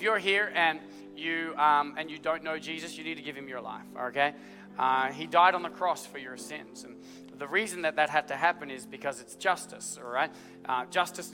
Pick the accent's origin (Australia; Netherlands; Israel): Australia; I'm Australian